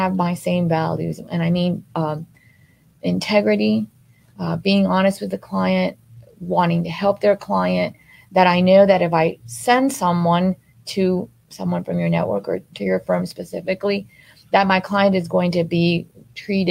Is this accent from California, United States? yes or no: no; Miami, Florida, United States; I grew up here in Miami since I was 8 years old. I've been here. I graduated from Miami Coral Park